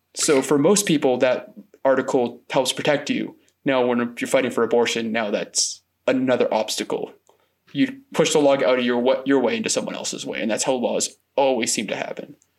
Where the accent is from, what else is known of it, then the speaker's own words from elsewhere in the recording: Quincy, Massachusetts, United States; moved away as an adult; now in Glasgow, United Kingdom; I grew up in a part of Boston called Quincy